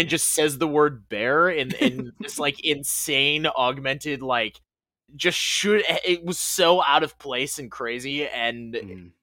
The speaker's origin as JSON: {"language": "English", "region": "Western New York", "country": "United States", "said": "I'm from Western New York"}